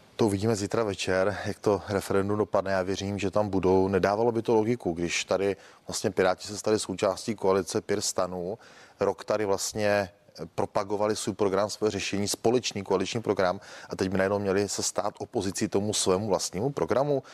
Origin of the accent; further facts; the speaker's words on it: Olomouc Region, Czechia; Já jsem z Olomouckého kraje